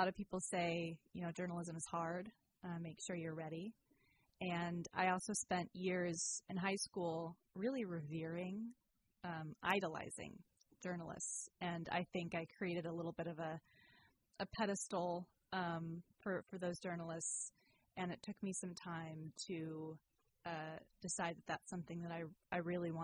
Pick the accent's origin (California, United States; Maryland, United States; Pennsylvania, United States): California, United States; Sacramento; moved away as an adult; also born or lived in Santa Cruz; now in Petaluma, United States; I've been ping-ponging between Sacramento, my hometown, and Petaluma